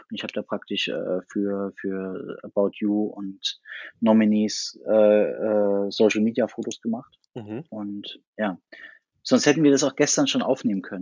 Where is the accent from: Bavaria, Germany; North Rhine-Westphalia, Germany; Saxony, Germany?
Saxony, Germany; Chemnitz; also born or lived in Berlin; gebürtiger Chemnitzer, wohne in Chemnitz und Berlin